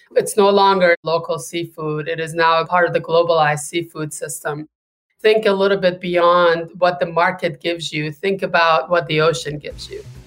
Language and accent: English; California, United States; now in Gloucester, United States; my home state of California